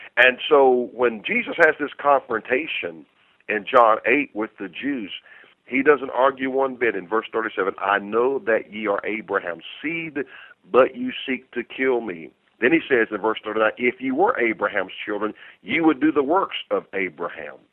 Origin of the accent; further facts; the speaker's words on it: North Carolina, United States; I said, "North Carolina."